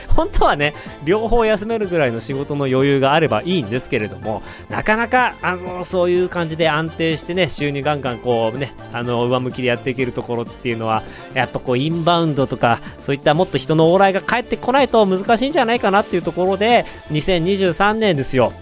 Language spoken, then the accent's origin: Japanese; Otaru, Hokkaido, Japan; moved away; also born or lived in China; 僕の地元小樽で